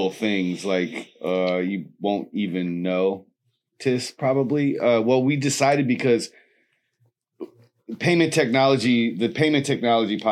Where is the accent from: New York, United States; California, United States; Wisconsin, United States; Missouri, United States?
Wisconsin, United States; Milwaukee; moved away; I was in Milwaukee for like a week. That's my hometown